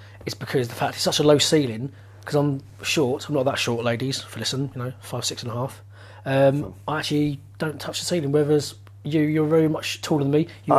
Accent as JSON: {"language": "English", "area": "Hertfordshire", "region": "East of England", "country": "United Kingdom", "said": "obviously we are from Hertfordshire"}